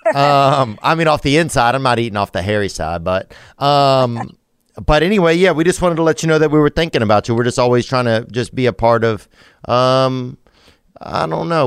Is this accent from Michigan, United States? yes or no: no; Louisiana, United States; I'm from Louisiana